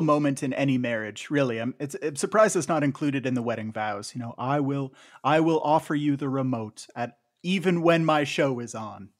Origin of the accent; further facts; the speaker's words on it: Canada; as a Canadian